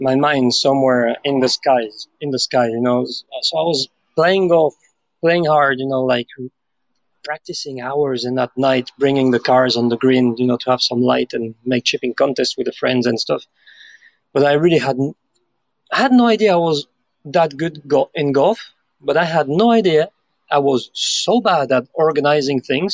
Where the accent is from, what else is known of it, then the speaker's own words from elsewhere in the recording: Biarritz, Nouvelle-Aquitaine, France; I grew up in Biarritz, which is the point southwest of France, right near to Spain